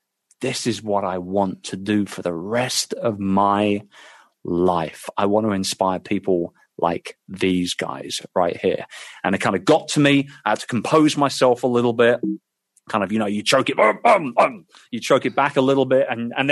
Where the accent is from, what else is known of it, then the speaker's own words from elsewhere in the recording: London, United Kingdom; my hometown of London